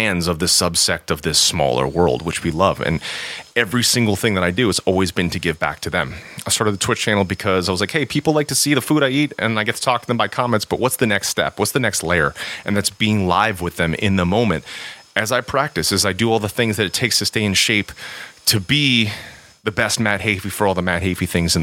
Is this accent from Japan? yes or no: yes; Japan; I'm half Japanese. I was born in Japan.